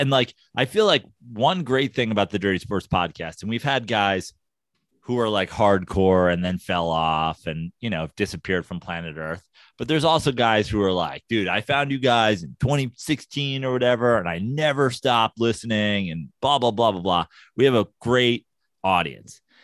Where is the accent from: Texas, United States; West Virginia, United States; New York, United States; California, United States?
New York, United States; now in Los Angeles, United States; as a New Yorker